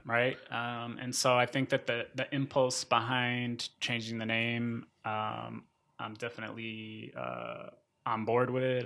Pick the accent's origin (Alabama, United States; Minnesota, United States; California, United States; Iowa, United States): Minnesota, United States; moved away as an adult; also born or lived in Florida / Sonora, Mexico / Syracuse, New York / Arizona; Minnesota, which is where my family moved when I was eight